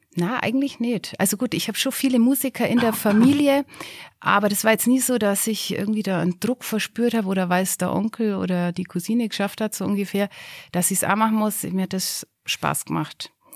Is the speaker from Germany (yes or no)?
yes; Schöneck, Bavaria, Germany; Ich bin aufgewachsen in Schöneck. Wer das nicht kennt, das ist so die Grenze vom Garmisch-Partenkirchner Landkreis zwischen Rottenbuch